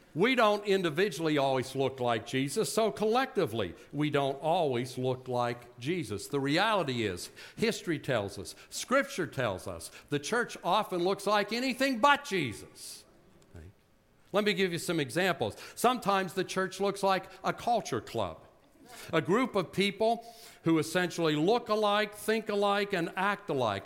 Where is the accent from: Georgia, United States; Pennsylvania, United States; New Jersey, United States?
Pennsylvania, United States; Butler; accent: Yinzer; moved away; I grew up in Butler, PA, a Yinzer.